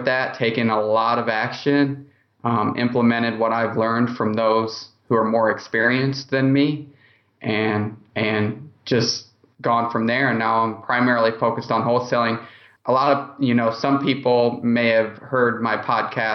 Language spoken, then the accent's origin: English; Indianapolis, Indiana, United States; I'm from Indianapolis